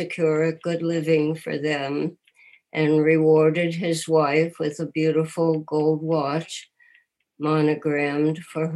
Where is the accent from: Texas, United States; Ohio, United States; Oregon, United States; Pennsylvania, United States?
Ohio, United States; Cincinnati; I'm a native Cincinnatian, born at Jewish Hospital almost 85 years ago. And I grew up in the Orthodox community here